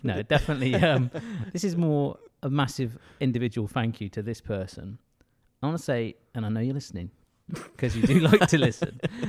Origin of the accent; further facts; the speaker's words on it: Malaysia; I know we're from Malaysia, but hey, come on, have a listen.